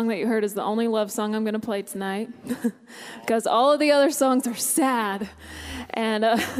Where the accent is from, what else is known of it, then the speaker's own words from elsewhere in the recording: Weyburn, Saskatchewan, Canada; moved away; that's kind of how my hometown is. It's called Weyburn in Saskatchewan in Canada.